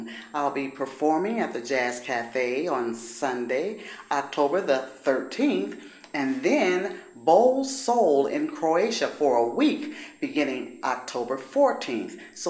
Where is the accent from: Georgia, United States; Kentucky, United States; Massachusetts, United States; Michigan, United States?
Michigan, United States; Detroit; here in my hometown, Detroit, Michigan.